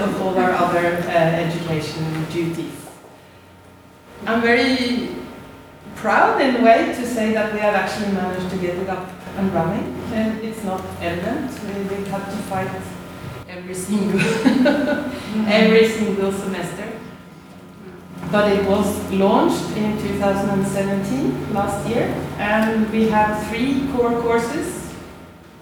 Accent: Norway; accent: Norwegian; now in Australia; as you can hear from my accent, I'm Norwegian

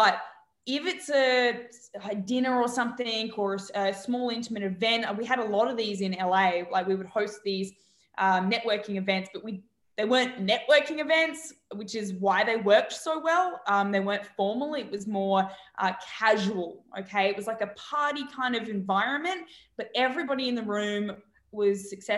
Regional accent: Australia; moved away; I'm from Australia

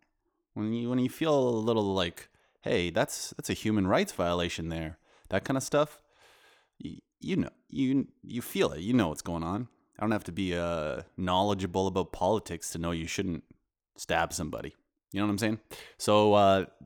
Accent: Canada; now in Poland; I'm a Canadian

